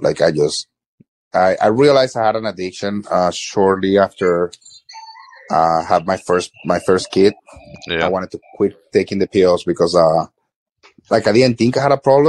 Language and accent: English; Florida, United States; As I said, like I grew up in South Florida, like I've always been in the city.